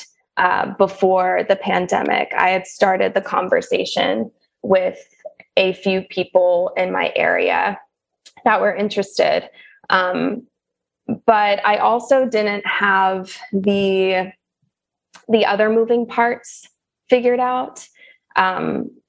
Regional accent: the South, United States; also born or lived in St. Louis / Nashville / Los Angeles; I'm from the South

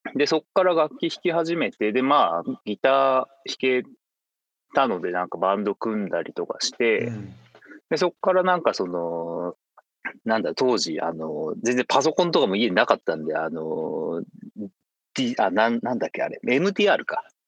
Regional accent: Fukuoka, Japan; 地元の福岡で

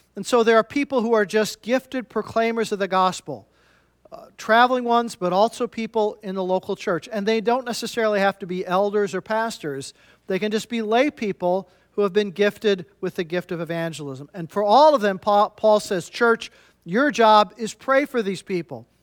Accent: Midwest, United States; I'm from the Midwest myself

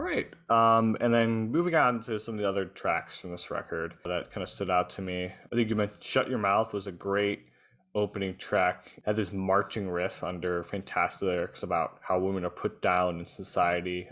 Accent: United States; I'm American

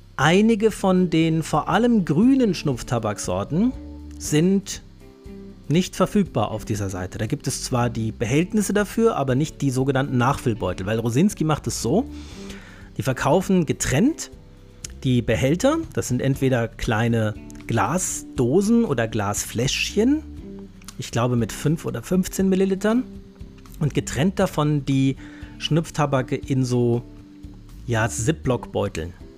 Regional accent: Hesse, Germany; Ich bin ja Hesse

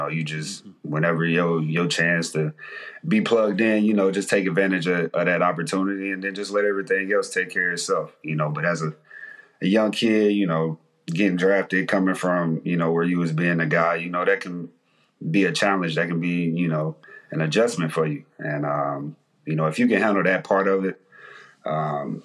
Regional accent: Mississippi, United States; I'm from Mississippi, you know, we ain't given a lot, you know, growing up

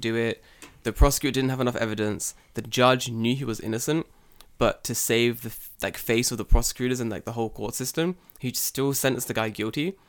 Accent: London, United Kingdom; now in Japan

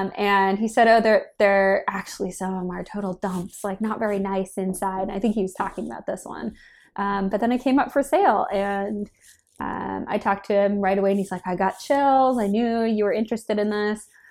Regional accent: Minnesota, United States; moved away as an adult; now in San Francisco, United States; I grew up in Minnesota

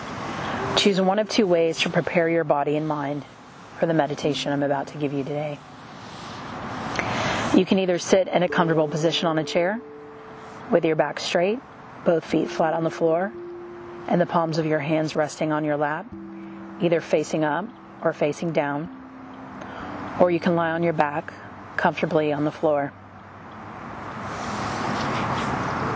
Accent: Texas, United States; Growing up in the South in Texas, I have survived many hurricanes.

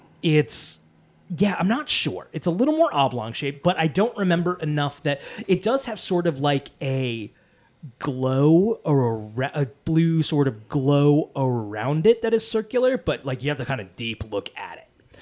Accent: Wallingford, Connecticut, United States; I am in my hometown of Wallingford, Connecticut

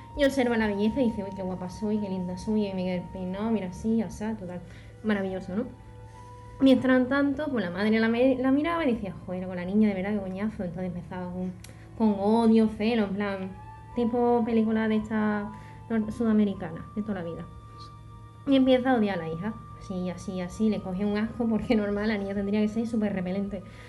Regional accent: Jerez de la Frontera, Andalusia, Spain; yo soy de Jerez

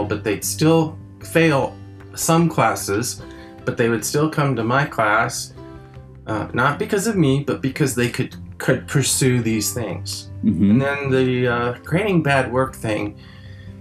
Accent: California, United States; first language French; English is a second language; also born or lived in France; I grew up in California, my family came from Quebec

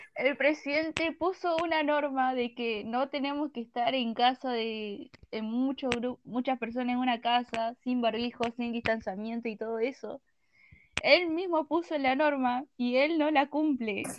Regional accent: Argentina; soy de Argentina y soy menor

